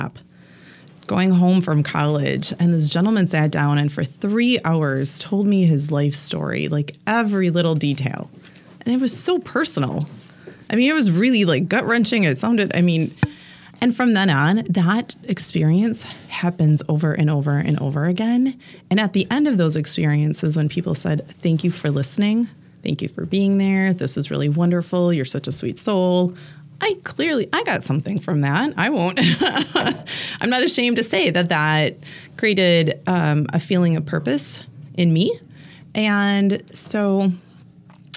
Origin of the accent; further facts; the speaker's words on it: near Green Bay, Wisconsin, United States; moved away as an adult; also born or lived in Milwaukee area; now in Milwaukee, United States; I grew up near Green Bay, so I am a diehard Packer fan